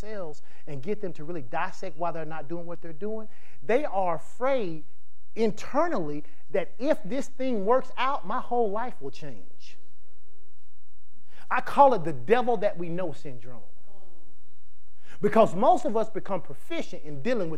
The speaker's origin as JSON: {"language": "English", "region": "the South", "country": "United States", "tie": "born or raised there", "said": "we live in the South, we grew up in the South, it's the Bible Belt."}